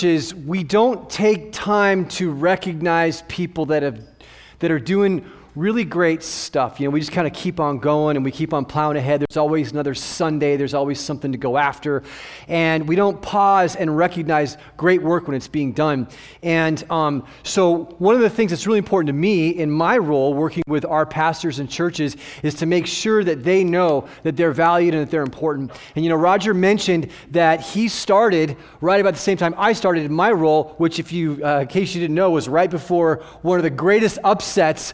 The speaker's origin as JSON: {"language": "English", "region": "Southern California", "country": "United States", "moved": "as an adult", "lives_now": "Phoenix, United States", "said": "I'm originally from Southern California"}